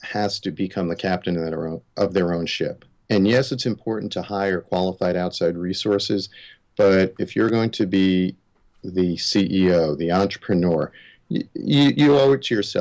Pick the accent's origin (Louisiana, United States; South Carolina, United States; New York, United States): New York, United States; Long Island; I grew up on Long Island in the 70s